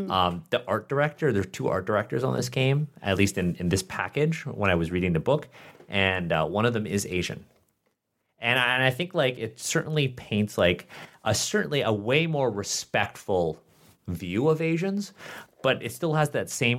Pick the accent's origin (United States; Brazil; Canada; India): Canada; born there; Like I'm a Canadian born Chinese man